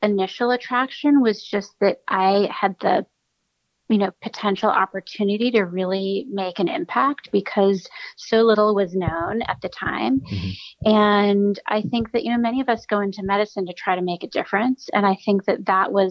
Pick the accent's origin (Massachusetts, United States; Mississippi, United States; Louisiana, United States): Massachusetts, United States; outside of Boston, New England; moved away as an adult; also born or lived in Stanford, California; now in New Haven, United States; I'm originally from New England. I grew up outside of Boston